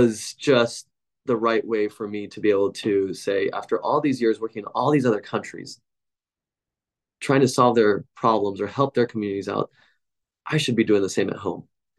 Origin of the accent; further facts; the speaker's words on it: Portland, Oregon, United States; when my hometown, which I consider this hometown of Portland, Oregon, was in the news